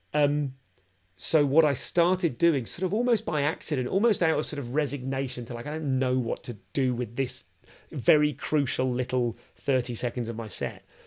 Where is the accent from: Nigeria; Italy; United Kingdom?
United Kingdom; London; I'm from London